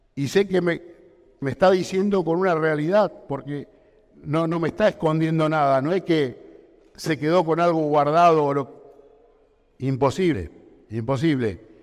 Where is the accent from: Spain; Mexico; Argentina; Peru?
Argentina; yo tenía una industria donde se producía de todo en mi país